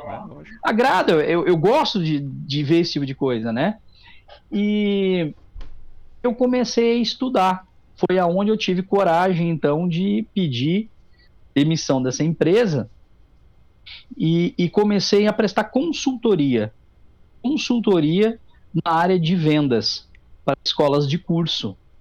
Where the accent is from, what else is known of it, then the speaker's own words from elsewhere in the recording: Tabaí, Rio Grande do Sul, Brazil; also born or lived in Taquari; nasci em Taquari e me criei no Tabaí